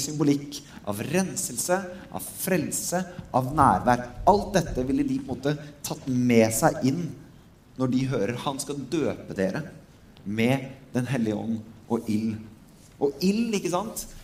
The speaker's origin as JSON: {"language": "Norwegian", "country": "Norway"}